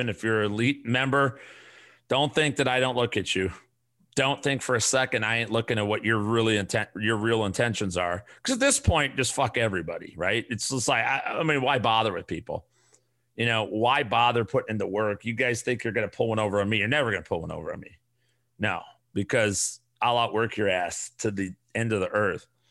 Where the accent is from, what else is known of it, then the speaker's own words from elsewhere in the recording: Chicago, Illinois, United States; I'm from the South Side. I'm a Chicago guy